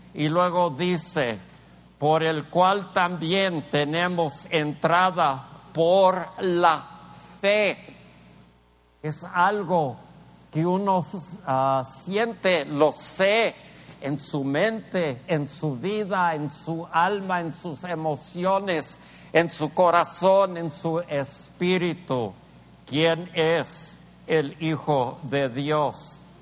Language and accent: Spanish; El Paso, Texas, United States; yo crecí, yo crecí en un, pueblito allí en El Paso